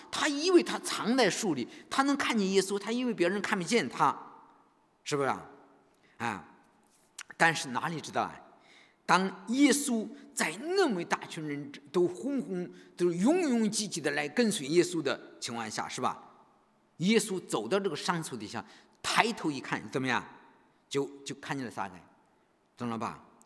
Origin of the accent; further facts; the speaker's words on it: China; 我们中国人